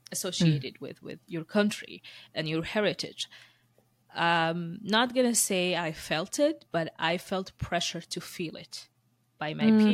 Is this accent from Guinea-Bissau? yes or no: no; Moscow, Russia; born there; like I was born in Moscow and you were born in US, right?